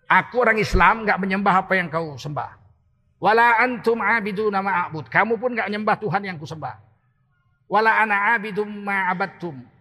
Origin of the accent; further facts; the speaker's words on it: Medan, North Sumatra, Indonesia; moved away as an adult; now in Jakarta, Indonesia; Dan saya ini tinggal di Medan, lahir di Medan. Sampai sarjana, sampai dosen di USU, saya masih di Medan. Tahun 1998 akhir baru saya pindah ke Jakarta.